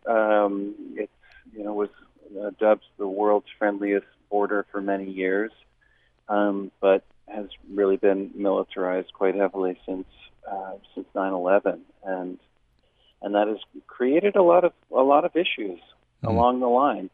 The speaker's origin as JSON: {"language": "English", "country": "United States", "tie": "born or raised there", "said": "there were always um, Canadians in my hometown growing up in the summer on their vacation"}